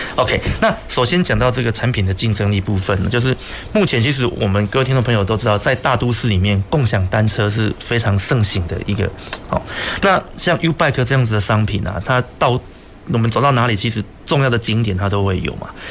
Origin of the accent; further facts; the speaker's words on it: Taiwan; 我是来自台湾